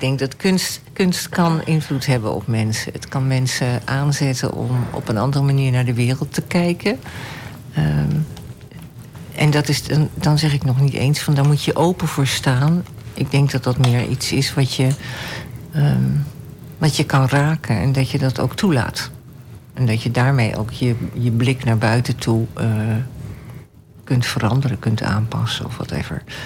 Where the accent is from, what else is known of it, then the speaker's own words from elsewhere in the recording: Amsterdam, North Holland, Netherlands; moved away as an adult; now in Almelo, Netherlands; ik ben geboren in Amsterdam, weet je. Maar Ach, ehm, ik woon al 40 jaar in Almelo.